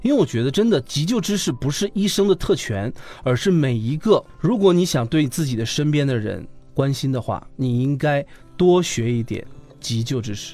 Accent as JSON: {"language": "Chinese", "region": "Northeast China", "country": "China", "moved": "as an adult", "lives_now": "Beijing, China", "said": "我在从老家，我是东北人，我从东北坐火车回北京"}